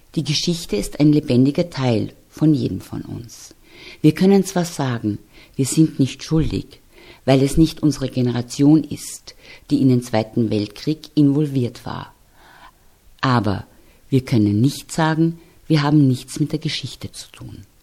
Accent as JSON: {"language": "German", "country": "Austria", "said": "Wir hier in Österreich"}